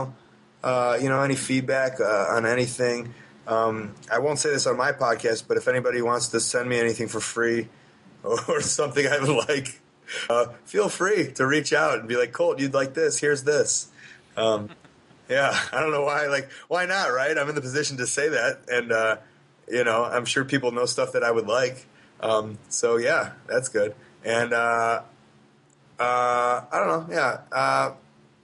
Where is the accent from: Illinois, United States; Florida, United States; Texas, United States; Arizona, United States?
Illinois, United States; Deerfield; where I grew up in Deerfield